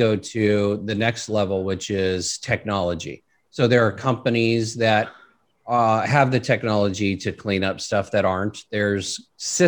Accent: California, United States; I remember growing up in my hometown and you couldn't see the mountain in front of you

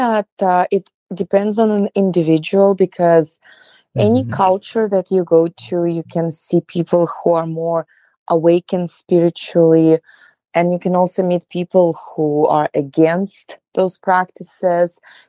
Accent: Russia; moved away as an adult; So, well, I came from Russia about 10 years ago

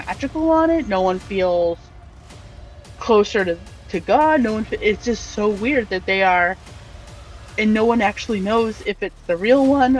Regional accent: Massachusetts, United States; I'm born and raised in Massachusetts. I went to Massachusetts public schools

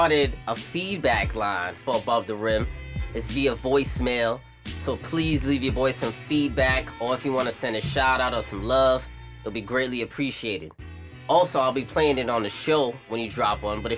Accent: New York City, New York, United States; I'm from Brooklyn, New York.

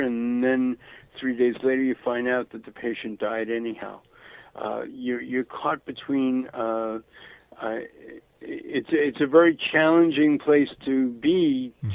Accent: New York City, New York, United States; moved away; also born or lived in Florida / Santa Barbara, California; growing up in Brooklyn, mm-hmm. in the 1950s.

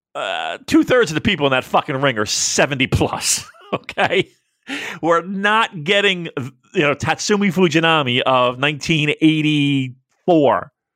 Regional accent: United States; I, as an American

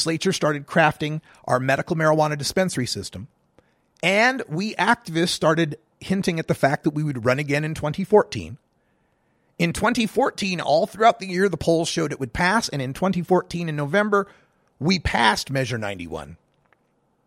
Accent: Idaho, United States; moved away as an adult; now in Oregon, United States; I used to work in state government back in the 90s in my home state of Idaho

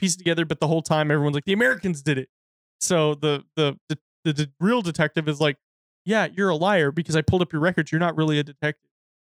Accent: United Kingdom; because I'm a social masochist because I'm British.

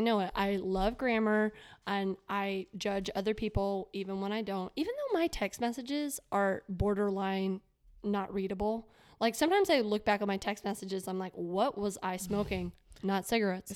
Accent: Florida, United States; growing up in Florida

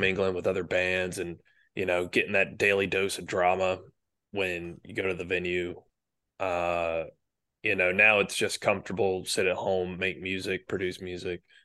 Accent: Marietta, Georgia, United States; moved away as an adult; now in Tainan, Taiwan; Marietta, Kennesaw, Georgia

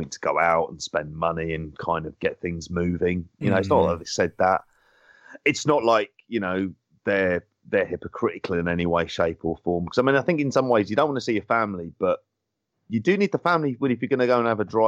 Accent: London, United Kingdom; I'm from London as well, and I don't have any kind of accent like

